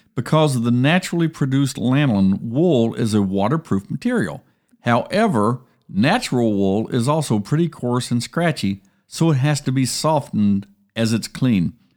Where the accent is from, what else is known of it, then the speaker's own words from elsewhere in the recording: Columbus, Ohio, United States; moved away; I grew up in Columbus